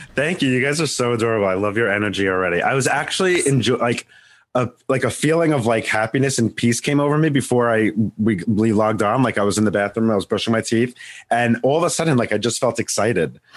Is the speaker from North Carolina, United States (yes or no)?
no; Long Island, New York, United States; I'm from New York, Long Island